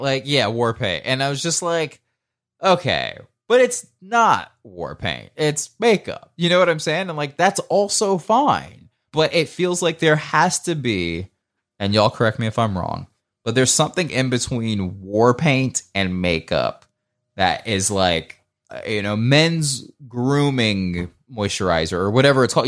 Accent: Marietta, Georgia, United States; moved away; I'm also from Marietta, Georgia

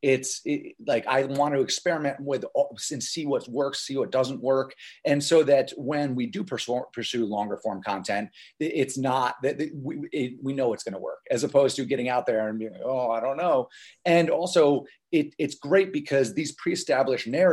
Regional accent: Los Angeles, California, United States; I'm from Los Angeles. It's kind of where we're based.

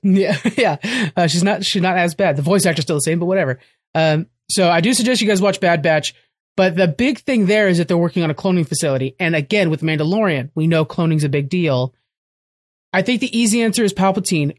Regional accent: United States; as an American

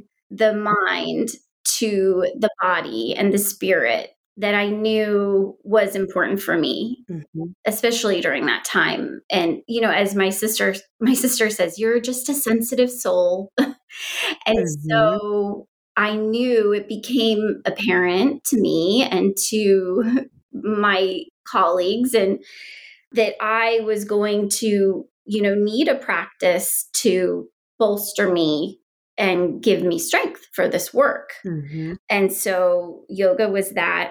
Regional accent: Florida, United States; growing up in Florida and going to school in Florida, that was my first year at Flasha

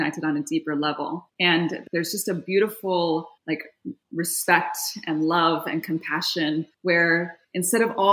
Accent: Yokohama, Kanagawa, Japan; moved away as an adult; now in Seattle, United States; I was born and raised in Yokohama, Japan. My father is full Japanese. My mother was American. And I was born and raised there until I was 18, but I went to an American school.

